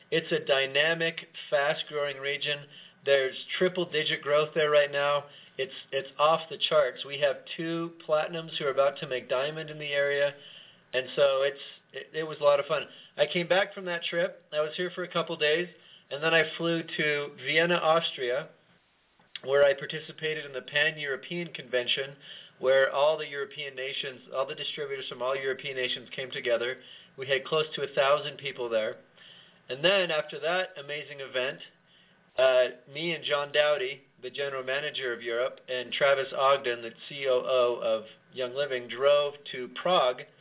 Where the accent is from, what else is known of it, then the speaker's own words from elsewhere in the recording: Bolivia; also born or lived in Venezuela / Chile; I grew up in South America, in Bolivia. I also lived in Venezuela and Chile. And so I also speak Spanish